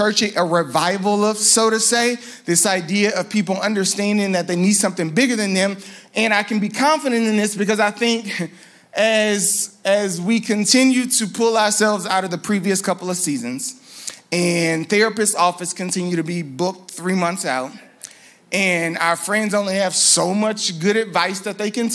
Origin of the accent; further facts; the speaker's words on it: Louisiana, United States; also born or lived in New Orleans; I'm from Louisiana, so we have godparents called Parent